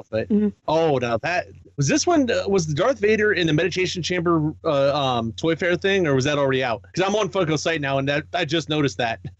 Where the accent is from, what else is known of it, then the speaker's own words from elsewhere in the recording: the East, East Coast, United States; growing up in the East, Hasbro and Mattel was like